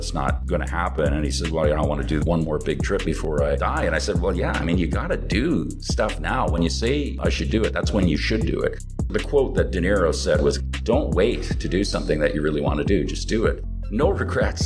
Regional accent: Vancouver, British Columbia, Canada; also born or lived in North Delta / Coquitlam; now in Vietnam; It's pretty nice growing up there. I mean, I lived in Vancouver mostly.

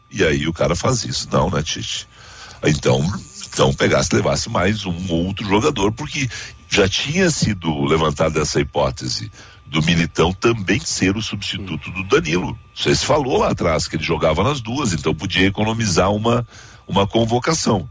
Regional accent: Brazil; Eu nasci no Brasil, sou criado no Brasil. Meu pai é brasileiro, minha mãe era espanhola

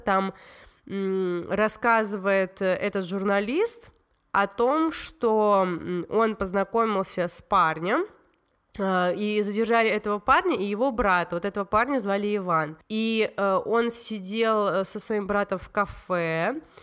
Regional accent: Tbilisi, Georgia; я из Грузии, и я росла

